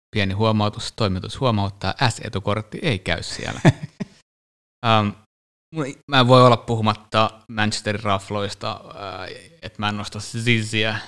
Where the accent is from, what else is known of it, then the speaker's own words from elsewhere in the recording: Finland; me ollaan Suomesta